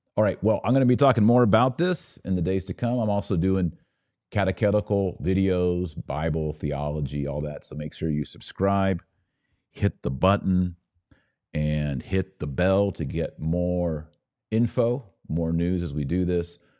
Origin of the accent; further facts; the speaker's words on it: United States; as an American